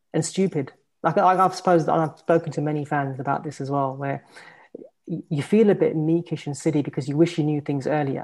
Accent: London, United Kingdom; I'm born and bred in West London

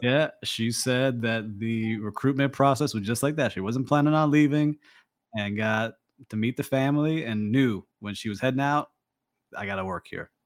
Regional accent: Miami, Florida, United States; my hometown of miami and miami beach

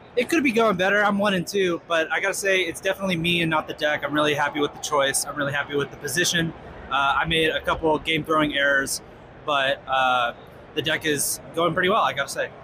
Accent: Colorado, United States; I am from the Colorado area

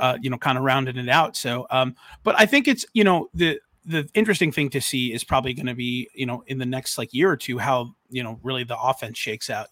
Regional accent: Long Island, New York, United States; now in Orlando, United States; I grew up on Long Island, which was you know an hour away from Manhattan

